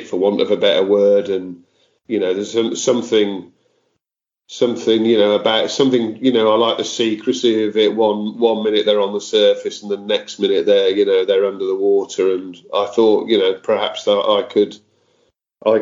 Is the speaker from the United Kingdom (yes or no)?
yes; Wolverhampton, West Midlands, United Kingdom; moved away as an adult; I grew up in Wolverhampton in the West Midlands